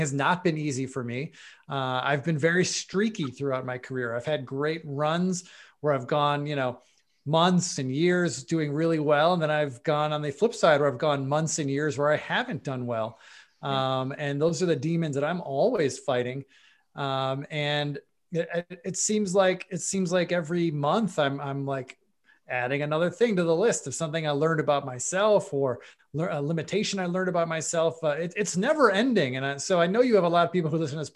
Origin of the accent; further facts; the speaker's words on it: Buffalo, New York, United States; moved away as an adult; also born or lived in Tampa / Chicago; I am from Buffalo, New York. I'm born and raised